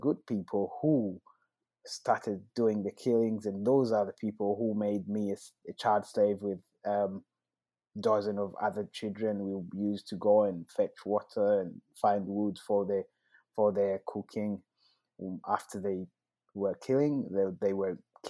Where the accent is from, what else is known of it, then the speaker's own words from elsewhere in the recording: Rwanda; I was born in Rwanda